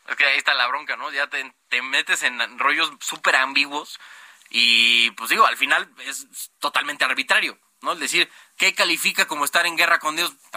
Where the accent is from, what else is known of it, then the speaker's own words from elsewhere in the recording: Mexico; como ciudadanos mexicanos